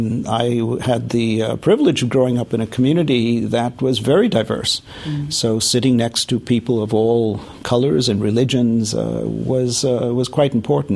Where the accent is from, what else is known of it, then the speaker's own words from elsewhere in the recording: New York, United States; I was born in New York, in Brooklyn.